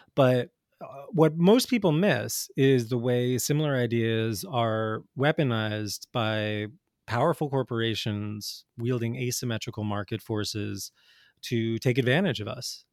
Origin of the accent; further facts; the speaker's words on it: New Jersey, United States; I grew up in North Jersey in the 80s and 90s